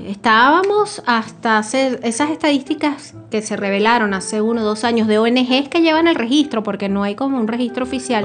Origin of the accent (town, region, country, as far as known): Venezuela